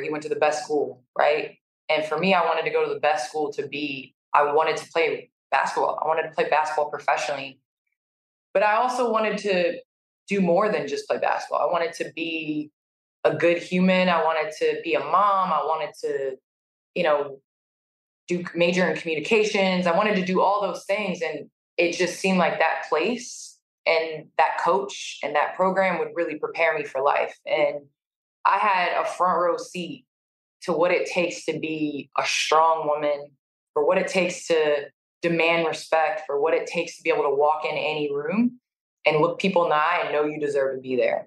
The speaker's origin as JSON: {"language": "English", "town": "Naperville", "region": "Illinois", "country": "United States", "tie": "born or raised there", "said": "we moved to Naperville, Illinois when I was three."}